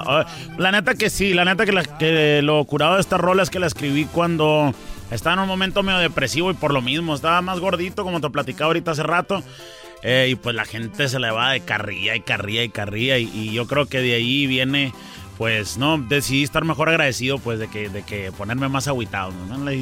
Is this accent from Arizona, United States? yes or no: yes; Tucson, Arizona, United States; also born or lived in Nogales, Sonora, Mexico; Bueno, soy nacido en Tucson, Arizona, original de Tucson, Arizona. Este, y crecimos, pues mis papás son de Sonora, de Nogales y Agua Prieta, Sonora.